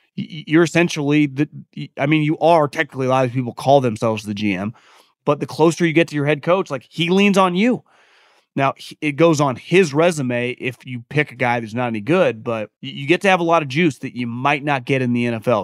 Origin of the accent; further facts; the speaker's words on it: West Coast, United States; a lot of people my age growing up on the West Coast